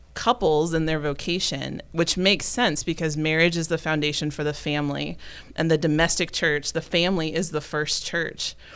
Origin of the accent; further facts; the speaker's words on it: Memphis, Tennessee, United States; also born or lived in Dodge City, Kansas; now in Tyler, United States; I'm originally from the Diocese of Memphis, Tennessee